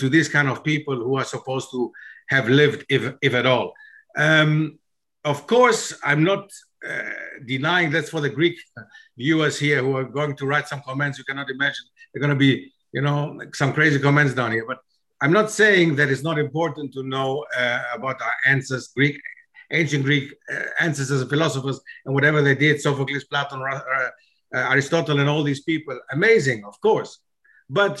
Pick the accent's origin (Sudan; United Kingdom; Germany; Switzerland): Germany; It was not easy as a foreigner growing up in Germany to reach the stage where I've reached.